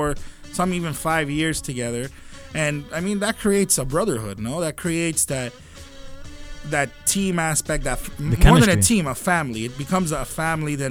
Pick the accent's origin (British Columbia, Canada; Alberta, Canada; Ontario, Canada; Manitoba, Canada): Ontario, Canada; Toronto; we're from Toronto